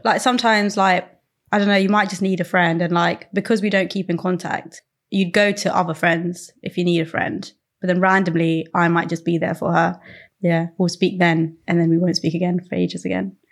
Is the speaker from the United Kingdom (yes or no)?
yes; Croydon, London, United Kingdom; I'm from Croydon.